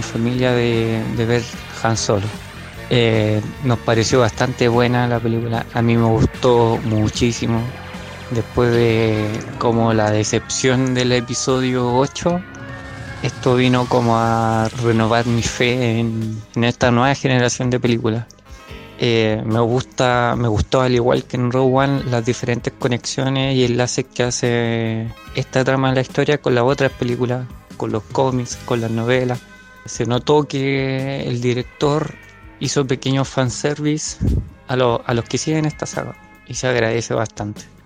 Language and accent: Spanish; Chile; soy de Chile